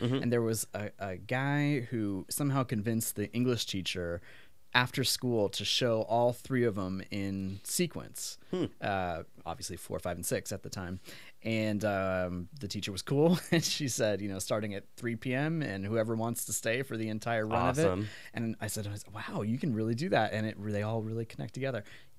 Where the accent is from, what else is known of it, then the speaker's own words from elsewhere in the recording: Pacific Northwest, United States; And it looked like the environment I grew up in the Pacific Northwest.